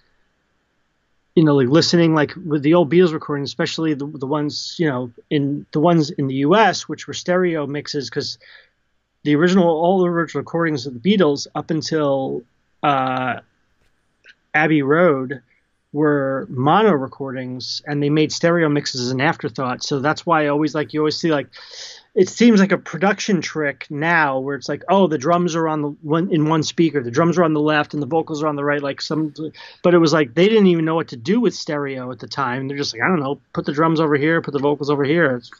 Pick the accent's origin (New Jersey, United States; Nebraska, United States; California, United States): New Jersey, United States; I grew up in Central Jersey